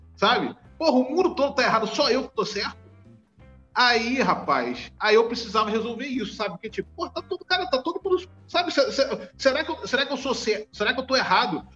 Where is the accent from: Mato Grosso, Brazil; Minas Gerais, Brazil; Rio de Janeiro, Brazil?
Rio de Janeiro, Brazil; Eu nasci no Rio de Janeiro, eu nasci em Irajá, aqui na cidade do Rio de Janeiro, é um bairro da Zona Norte. Eu moro no mesmo lugar desde que eu nasci, na mesma casa.